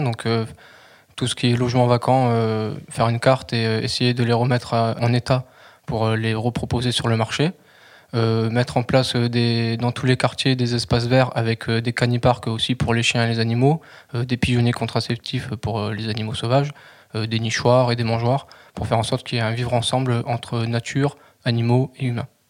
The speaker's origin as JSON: {"language": "French", "town": "Albi", "region": "Occitania", "country": "France", "tie": "born or raised there", "also_born_or_lived": "Nancy", "moved": "as an adult", "lives_now": "Toulouse, France", "said": "je suis originaire euh, d'Albi, j'ai vécu euh, toute mon enfance et mon adolescence euh, dans cette ville"}